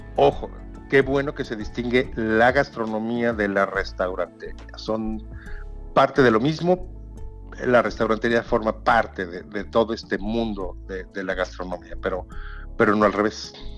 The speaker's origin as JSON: {"language": "Spanish", "country": "Mexico", "said": "cómo somos los mexicanos"}